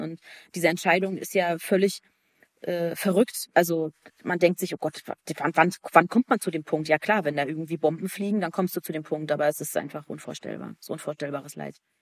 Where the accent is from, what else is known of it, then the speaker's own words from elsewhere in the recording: Germany; bei uns in Deutschland